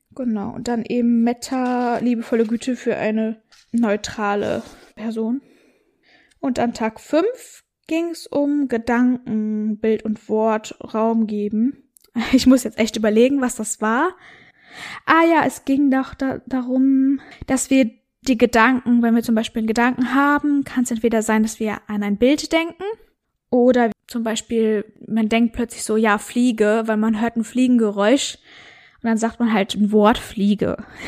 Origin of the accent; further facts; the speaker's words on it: North Rhine-Westphalia, Germany; moved away; das war so ein Seminarhaus in Westfalen und das Coole war, das war bei mir so in der Nähe, wo ich aufgewachsen bin damals